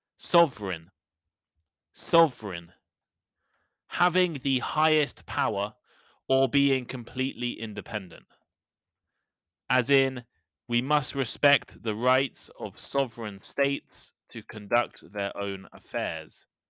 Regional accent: United Kingdom; I'm British

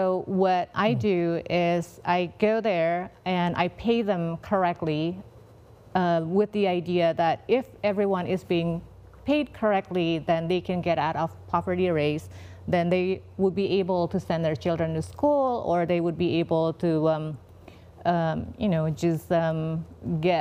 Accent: Indonesia; moved away; I'm from Indonesia, I love all of the traditional artisan skills that we have.

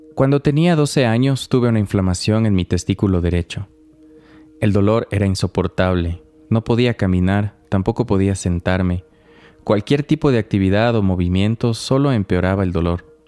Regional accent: Ecuador; quienes crecimos en el Ecuador de los 80s

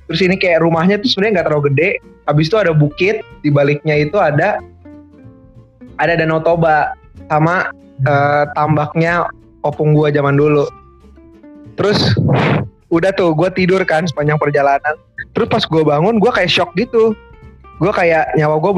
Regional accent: Medan, North Sumatra, Indonesia; Biasanya tuh gua punya kebiasaan mudik itu dua tahun sekali ke Medan. Karena ya selain itu kampung gue juga jauh ya, ongkos ke sana.

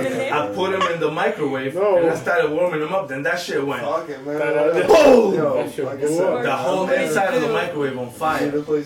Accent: Peru; now in United States; I came from Peru

